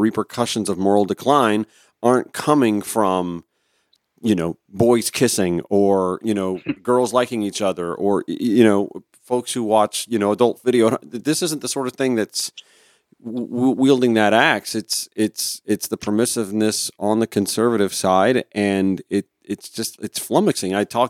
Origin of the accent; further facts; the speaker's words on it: the South, United States; I'm based in Atlanta. So I grew up in the South and attended Baptist churches